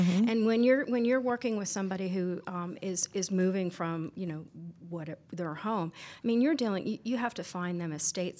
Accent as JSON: {"language": "English", "town": "Albany", "region": "New York", "country": "United States", "said": "I'm from Albany, New York originally."}